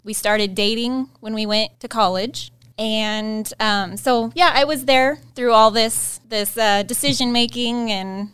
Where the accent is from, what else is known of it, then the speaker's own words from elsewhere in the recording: Harrington, United States; I grew up in Harrington